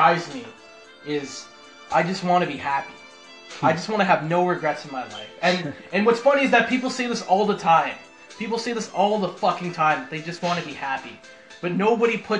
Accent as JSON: {"language": "English", "town": "Markham", "region": "Ontario", "country": "Canada", "tie": "born or raised there", "also_born_or_lived": "North York, Toronto"}